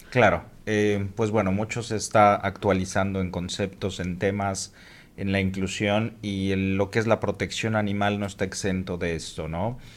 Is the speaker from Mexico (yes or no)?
yes; Mexico City, Mexico; also born or lived in Cancún; now in Mérida, Mexico; soy de la Ciudad de México